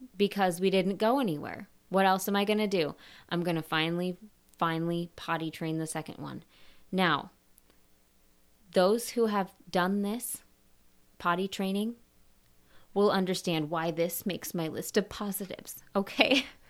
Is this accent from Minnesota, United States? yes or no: yes; Minnesota, United States; moved away as an adult; also born or lived in Michigan / Wisconsin / Texas; I grew up in Minnesota